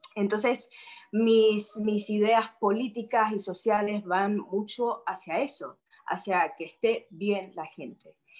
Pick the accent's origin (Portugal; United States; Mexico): United States; Miami, Florida; born or raised there; also born or lived in Madrid, Spain